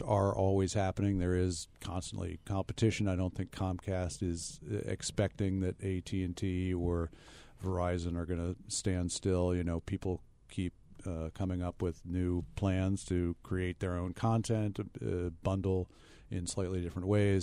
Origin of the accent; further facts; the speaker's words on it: United States; as an American